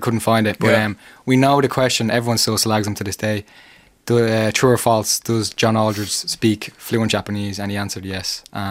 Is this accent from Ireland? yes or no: yes; Dublin, Leinster, Ireland; The two of us are from North Dublin.